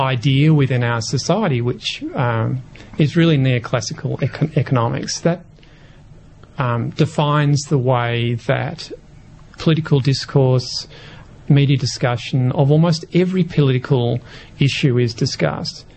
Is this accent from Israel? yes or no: no; Victoria, Australia; I grew up in Victoria